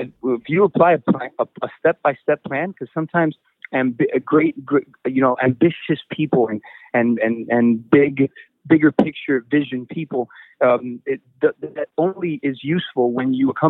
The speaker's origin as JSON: {"language": "English", "country": "United States", "tie": "born or raised there", "also_born_or_lived": "Mexico", "said": "Latino American, because that I'm both, you know, I'm both. I'm not 50-50. I'm 100%. 100%. I was born and raised in the United States of America."}